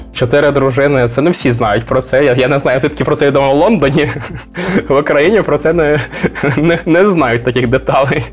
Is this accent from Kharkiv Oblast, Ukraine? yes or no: no; Chernivtsi, Chernivtsi Oblast, Ukraine; now in Abu Dhabi, United Arab Emirates; Я з Чернівців.